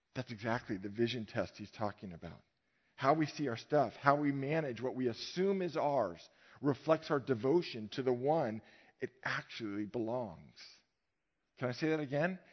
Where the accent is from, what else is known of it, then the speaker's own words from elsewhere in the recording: Novato, California, United States; I grew up in Marin, but I grew up in Novato